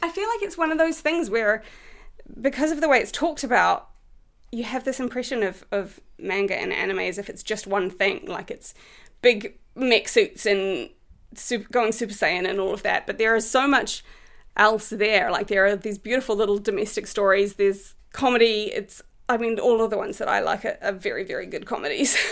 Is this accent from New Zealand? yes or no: yes; New Zealand; moved away as an adult; now in United Kingdom; I'm from New Zealand.